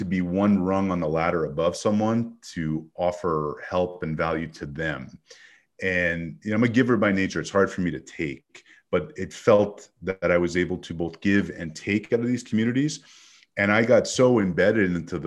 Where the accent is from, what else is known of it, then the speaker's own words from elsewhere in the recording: Montreal, Quebec, Canada; now in United States; as a kid growing up in Montreal